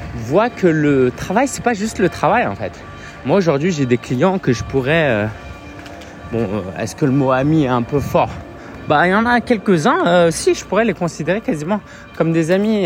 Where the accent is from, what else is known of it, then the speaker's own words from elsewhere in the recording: France; J'ai grandi en France, j'ai vu, je suis né en France